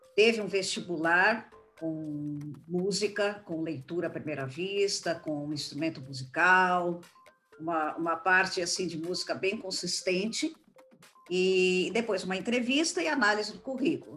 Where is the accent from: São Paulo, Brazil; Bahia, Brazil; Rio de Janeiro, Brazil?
São Paulo, Brazil; eu voltei para São Paulo, porque eu sou paulista